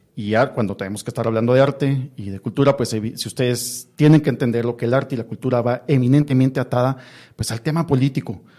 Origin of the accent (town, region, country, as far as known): Guatemala